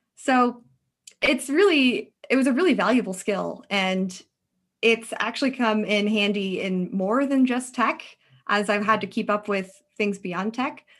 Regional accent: Alaska, United States; moved away as an adult; now in Bay Area, United States; I'm originally from Alaska

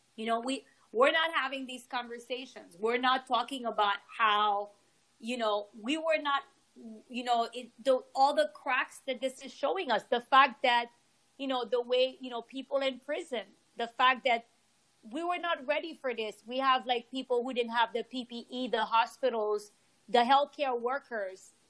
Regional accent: Haiti; I'm from Haiti.

